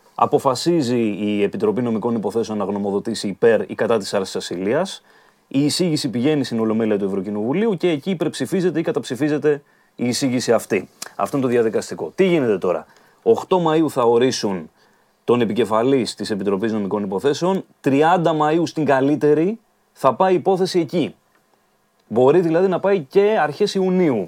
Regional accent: Dafni, Attica, Greece; στη Δάφνη, στην οδό Αγίας Βαρβάρας κεντρικά, κοντά εκεί που μεγάλωσα κιόλα

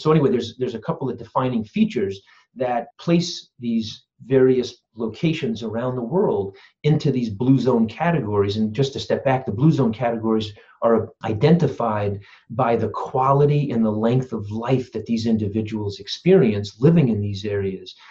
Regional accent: Simsbury, Connecticut, United States; also born or lived in Phoenix, Arizona / Saratoga Springs, New York; I grew up in Connecticut, actually, where I am right now. So, this is pretty cool. Simsbury, Connecticut

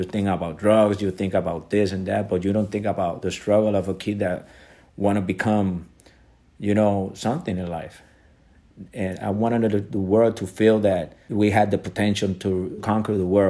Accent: Puerto Rico; the real environment that I grew up in Puerto Rico

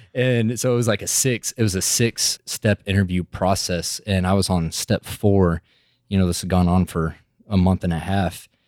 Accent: Midland, Texas, United States; I'm from Midland, Texas originally. I'm from the Permian Basin right in the middle of it, and I feel like graduating high school out of Midland

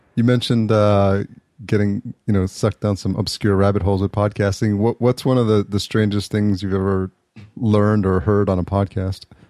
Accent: New York, United States; now in Los Angeles, United States; I grew up in New York. I'm in Los Angeles now

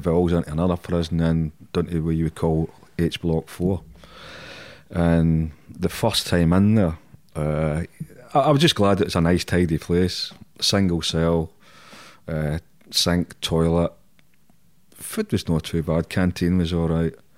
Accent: Glasgow, Scotland, United Kingdom; I'm Scottish, I'm Glaswegian

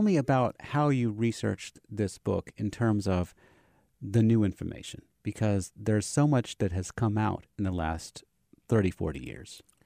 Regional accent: Savannah, Georgia, United States; I'm from Savannah

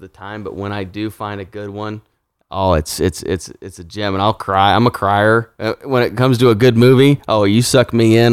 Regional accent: Kansas, United States; I am from Kansas

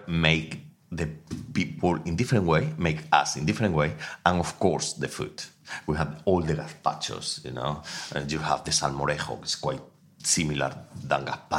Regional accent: Extremadura, Spain; English is a second language; now in London, United Kingdom; I'm from Extremadura. It's like 2.5 hours from Seville up, my village.

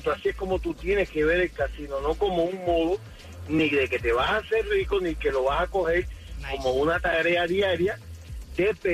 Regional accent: Cuba; now in United States; cuando llegué de Cuba eh, pensé que jugando en, en los casinos iba a, a, lograr mi sueño americano

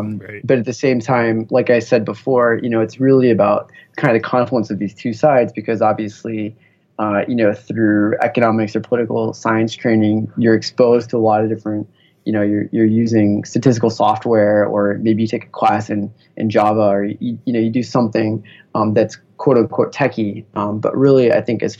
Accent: Bay Area, California, United States; growing up in the Bay Area in kind of the heart of Silicon Valley

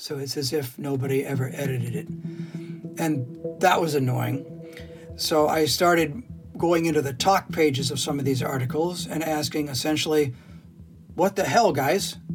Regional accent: Scotland, United Kingdom; Because I'm Scottish and I would like to punch.

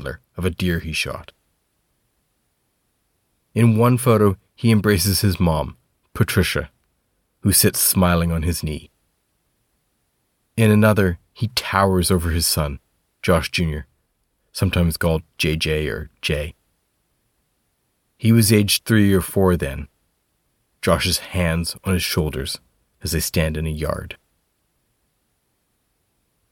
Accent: Canada; now in Scotland, United Kingdom; I'm a Canadian reporter based in Scotland.

